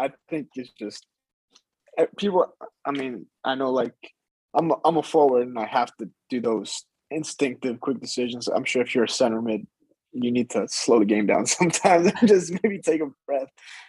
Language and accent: English; Greece; born there; I was born in Greece, like my whole family's from Greece, like that's a big part of my identity.